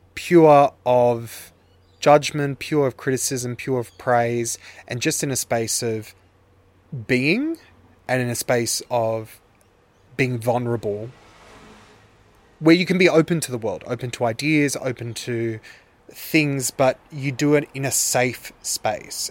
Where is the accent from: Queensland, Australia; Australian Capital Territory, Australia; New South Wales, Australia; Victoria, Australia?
New South Wales, Australia; Sydney; I grew up in Earlwood in Sydney, which is the inner west